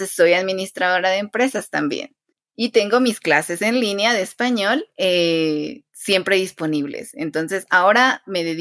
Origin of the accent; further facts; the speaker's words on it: Quetzaltenango, Guatemala; yo soy de Quetzaltenango, es el nombre de mi ciudad.